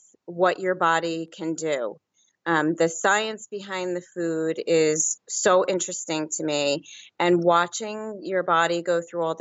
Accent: New Jersey, United States; now in Pennsylvania, United States; Originally from New Jersey, and I live in Pennsylvania now.

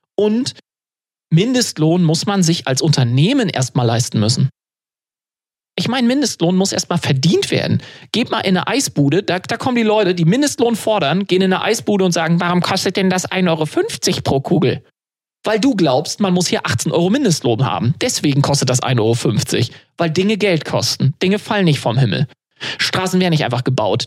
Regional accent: Germany; bei uns in Deutschland

